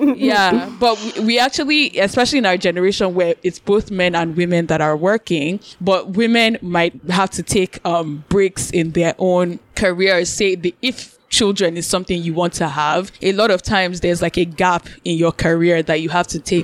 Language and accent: English; Nigeria; we're Nigerian